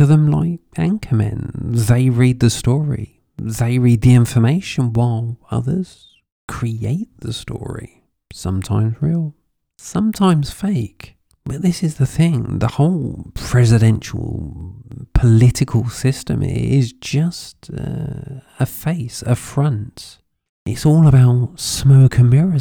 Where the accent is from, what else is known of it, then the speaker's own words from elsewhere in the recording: United Kingdom; now in Spain; I'm British by birth. I live in Spain.